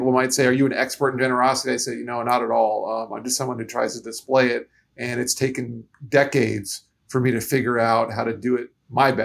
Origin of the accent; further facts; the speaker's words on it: Florida, United States; also born or lived in New York; moved to Florida when I was only three. And so I really feel like I'm a Floridian at heart, even though I was born in New York